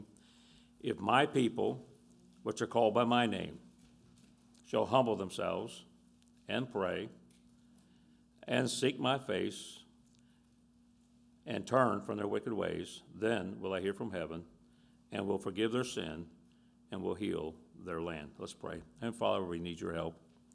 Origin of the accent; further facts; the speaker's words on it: Tampa, Florida, United States; Tampa, Florida. I grew up in Tampa